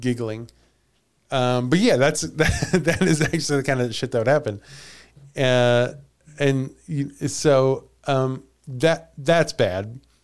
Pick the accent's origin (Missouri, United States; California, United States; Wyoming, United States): Missouri, United States; I was born and raised in Missouri